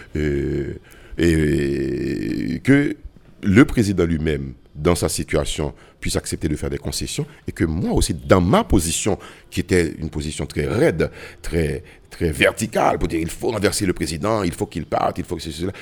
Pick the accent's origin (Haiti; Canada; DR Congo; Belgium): Haiti; en tant que Haïtien